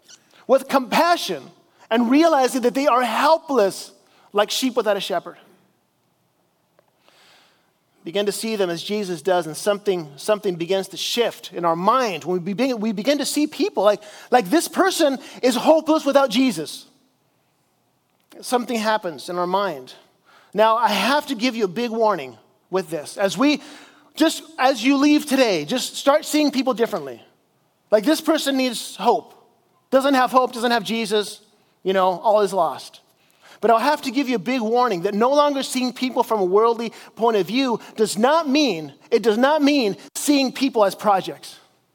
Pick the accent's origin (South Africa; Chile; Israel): Chile; I grew up in South America as a missionary in Chile, and we would go out and we would evangelize people on the streets.